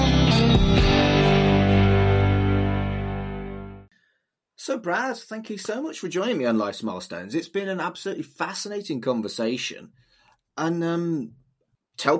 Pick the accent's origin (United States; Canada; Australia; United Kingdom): United Kingdom; as a Brit